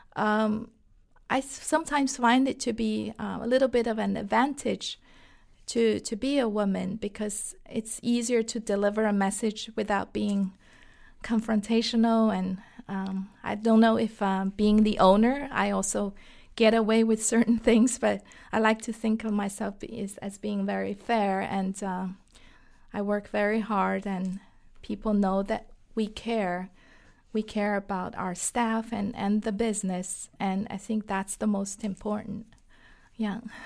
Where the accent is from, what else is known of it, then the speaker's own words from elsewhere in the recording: Shanghai, China; English is a second language; moved away as an adult; now in United States; I was born and raised in Shanghai, China